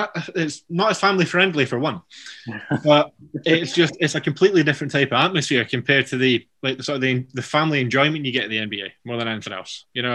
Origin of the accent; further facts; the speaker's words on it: Edinburgh, Scotland, United Kingdom; So I'm from Edinburgh, which is still very touristy.